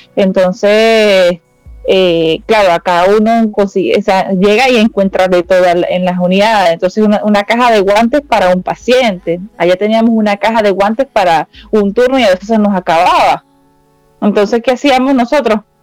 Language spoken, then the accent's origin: Spanish; Maracay, Aragua, Venezuela; moved away as an adult; now in Santiago, Chile